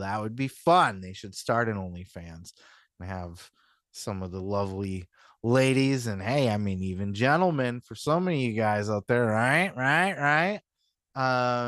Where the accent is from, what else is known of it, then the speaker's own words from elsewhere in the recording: Midwest, United States; where I'm from, you know, up in the Midwest